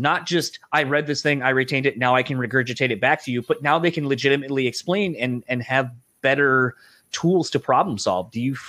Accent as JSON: {"language": "English", "region": "Delaware", "country": "United States", "lives_now": "Michigan, United States", "said": "so I'm from Delaware originally. So I have the East Coast in me that wants to pronounce things one way, but I live here in Michigan, and they have their own dialect and way of saying things."}